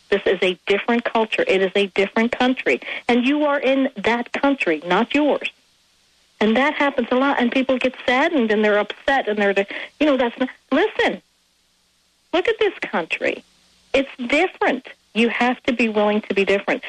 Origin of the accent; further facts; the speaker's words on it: Ireland; now in United States; I am Irish